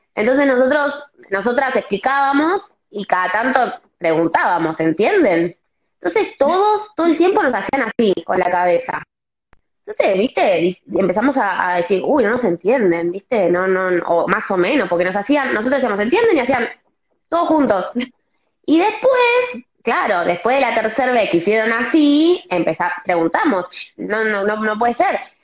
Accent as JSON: {"language": "Spanish", "region": "Buenos Aires", "country": "Argentina", "said": "yo soy, por ejemplo, de Capital, vivo cerca de, Vélez"}